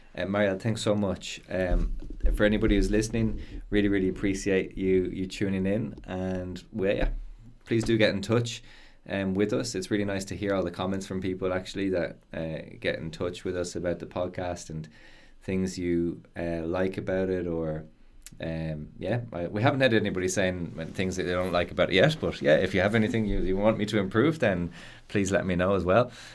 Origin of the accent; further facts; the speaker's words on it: Ireland; accent: Irish; I speak English with an Irish accent